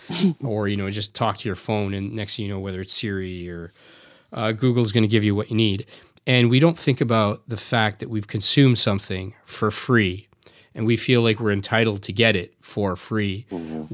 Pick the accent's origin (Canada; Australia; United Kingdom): Canada; as a South Asian, I was born in Canada, but my parents are from India.